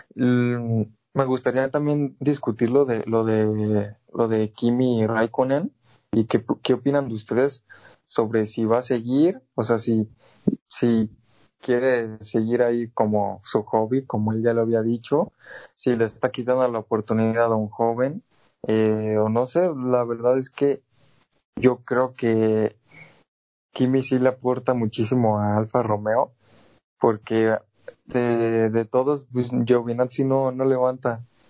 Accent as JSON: {"language": "Spanish", "country": "Mexico", "said": "como mexicano"}